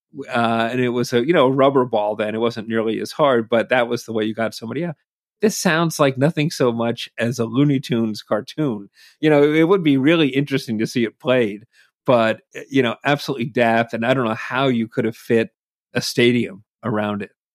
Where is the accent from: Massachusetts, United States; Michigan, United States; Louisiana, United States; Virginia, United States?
Massachusetts, United States; also born or lived in New Jersey; growing up in Massachusetts